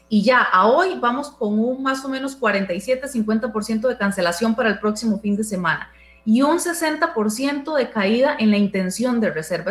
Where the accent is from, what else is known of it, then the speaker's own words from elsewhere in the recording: Costa Rica; son costarricenses como nosotros